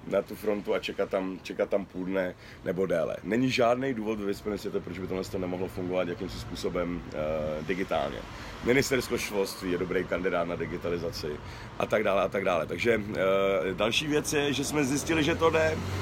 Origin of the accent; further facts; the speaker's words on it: Czechia; jsem se včera a dneska probouzel hrdý na to, že jsem Čech